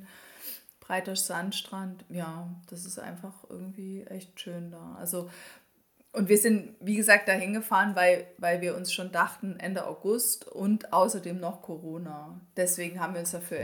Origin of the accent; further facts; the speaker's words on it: Germany; bei uns in Deutschland